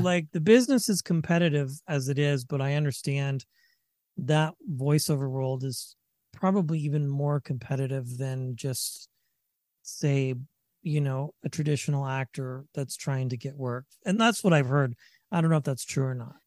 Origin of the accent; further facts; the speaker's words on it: Northern California, United States; moved away as an adult; also born or lived in Vacaville, California; now in Colorado, United States; I'm from Northern California as well.